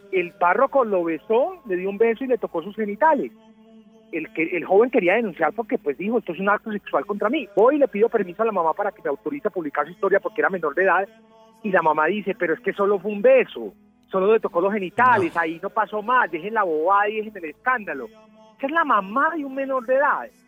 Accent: Medellín, Antioquia, Colombia; yo soy de Medellín

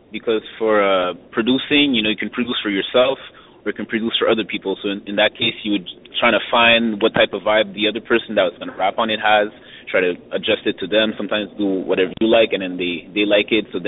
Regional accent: Montreal, Quebec, Canada; I was born and raised in Montreal

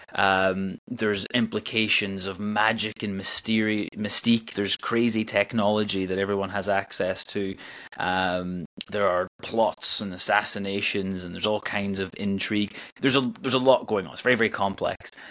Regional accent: Northern Ireland, United Kingdom; now in Edinburgh, United Kingdom; I'm originally from Northern Ireland, but I've lived in Scotland uh, since 2005. Uh, I live in Edinburgh

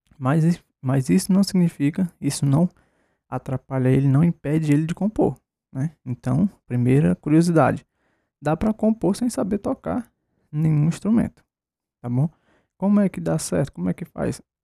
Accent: Ceará, Brazil; eu sou do Ceará, estou no Ceará

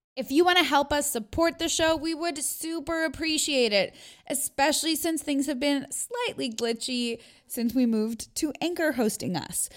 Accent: Canada; I've been so, you know, like, Americanized in my, i, in the fact of growing up here.

